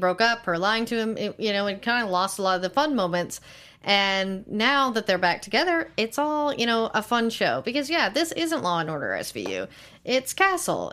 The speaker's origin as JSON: {"language": "English", "town": "Tyler", "region": "Texas", "country": "United States", "said": "I'm from Tyler."}